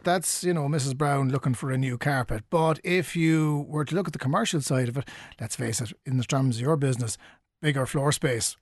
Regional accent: Cork, Munster, Ireland; we're all from Cork

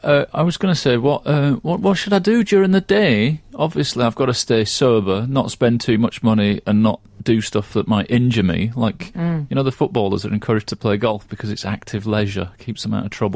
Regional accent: Yorkshire and the Humber, United Kingdom; accent: Yorkshire; I say that as a Scotsman, deep down under the Yorkshire accent.

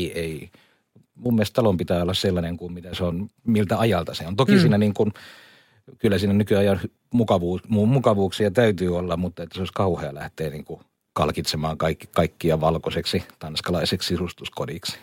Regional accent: Kuusamo, North Ostrobothnia, Finland; moved away; also born or lived in Laitila; mä olen niin kun asunut mummolassani niin. Kuusamossa

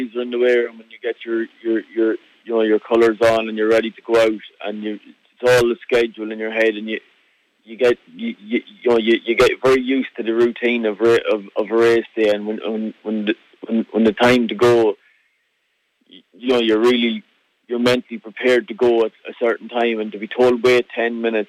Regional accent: Ireland; moved away as an adult; now in Scotland; we always had horses in the family, and you know, when I was 21, I moved across the water from Ireland. I moved across to Scotland to work for Lucinda Russell

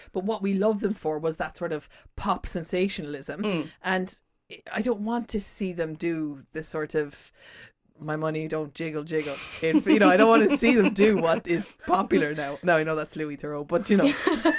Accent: Munich, Bavaria, Germany; born there; Also, I was born in Munich and our next beer is from Bavaria.

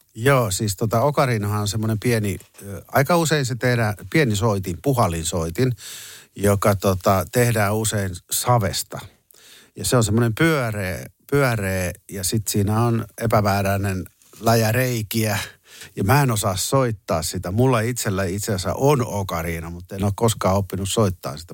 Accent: Jyväskylä, Central Finland, Finland; me tultiin Jyväskylästä

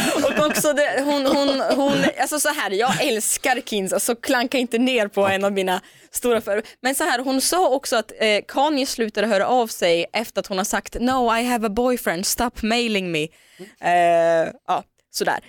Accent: Omsk, Omsk Oblast, Russia; born or raised there; now in Sweden

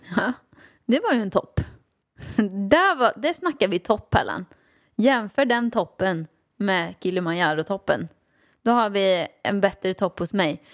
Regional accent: Åmål, Västra Götaland, Sweden; jag växte upp i Åmål med min mamma och pappa

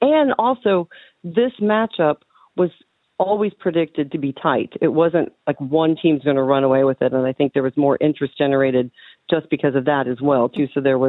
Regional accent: United States; now in Ireland; And as an American, the Super Bowl is the national cultural event.

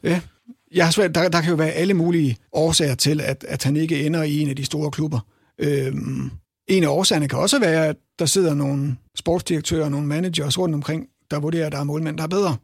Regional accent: Herning, Central Denmark Region, Denmark; jeg er jo selv fra Herning

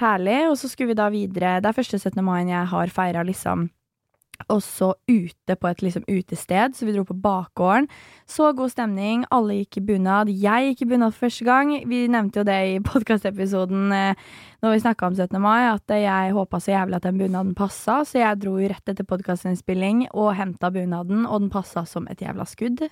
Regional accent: Nesodden, Akershus, Norway; Jeg er fra Nesodden, er jo superlite sted

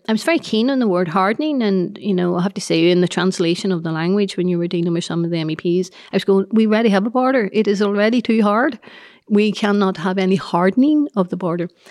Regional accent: Northern Ireland, United Kingdom; we are good, decent Irish people

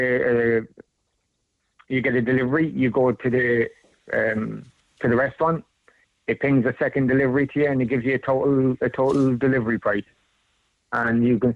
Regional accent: Ireland; Being Irish

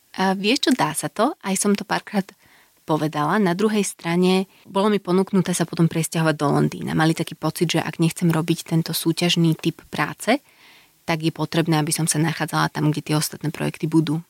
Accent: Slovakia; moved away as an adult; also born or lived in Glasgow, United Kingdom / Copenhagen, Denmark; now in Bratislava, Slovakia; odišla som zo Slovenska, keď som mala čerstvých 18, žila som mimo vyše 7 rokov

